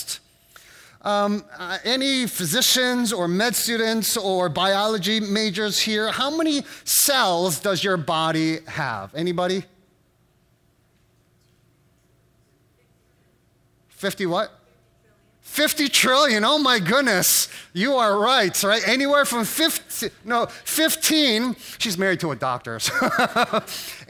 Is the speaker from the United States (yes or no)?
yes; United States; as an American